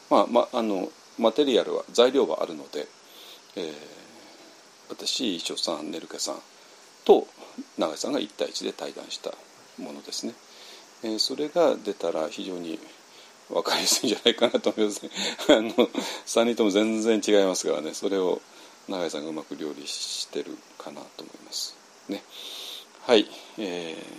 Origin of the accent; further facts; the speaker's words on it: Japan; 我々の日本人